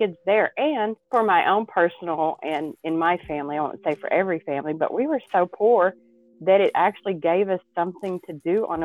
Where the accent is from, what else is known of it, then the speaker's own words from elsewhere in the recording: East Texas, United States; I grew up in East Texas, and a very small town.